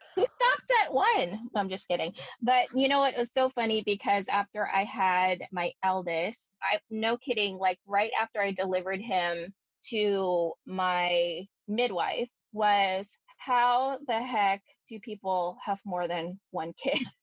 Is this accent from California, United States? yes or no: yes; Bay Area, California, United States; moved away as an adult; also born or lived in Daly City, California; now in Oregon, United States; Being a Bay Area native